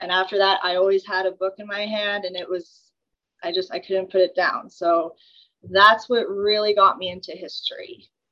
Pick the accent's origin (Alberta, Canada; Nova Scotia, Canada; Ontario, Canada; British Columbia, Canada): Alberta, Canada; Red Deer; I was born and raised in Red Deer